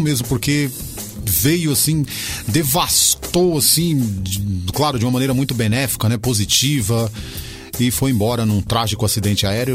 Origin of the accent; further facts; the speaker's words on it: São Paulo, Brazil; nasci no Ipiranga e morei na Rua do Grito